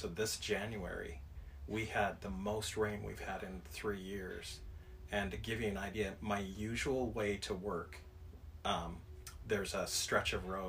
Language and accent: English; Forest Grove, Oregon, United States; Well, near Portland. I say that because nobody knows where Forest Grove is. So It's easy to say we're from Portland, Oregon.